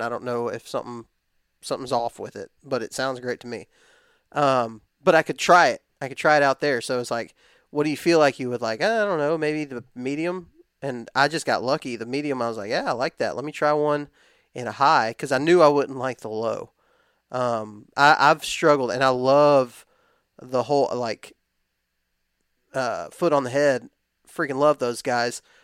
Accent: West Texas, United States; I grew up in West Texas

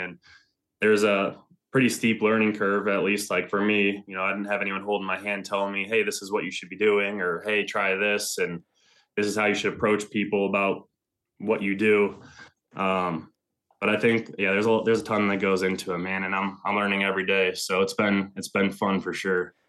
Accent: Northern Michigan, United States; moved away as an adult; also born or lived in Ann Arbor, Michigan; now in Ohio, United States; I'm originally from Northern Michigan

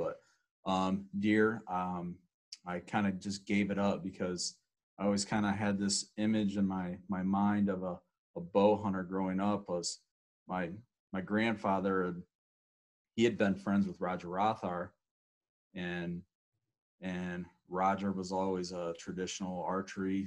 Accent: 45 minutes south of Cleveland, Ohio, United States; also born or lived in north of Columbus, Ohio; born and raised in Ohio. Grew up probably 45 minutes south of Cleveland.

